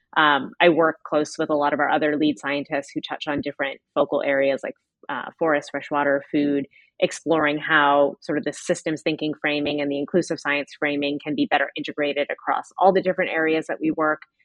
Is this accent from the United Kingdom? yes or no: no; United States; I'm from the United States